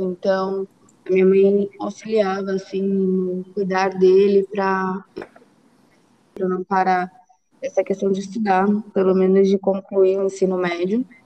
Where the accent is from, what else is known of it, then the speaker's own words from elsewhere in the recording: Brazil; como uma boa brasileira